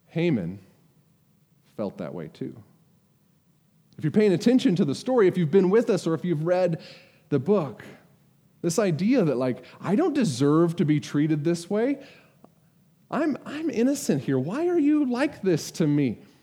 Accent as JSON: {"language": "English", "country": "United States", "said": "I'm an American"}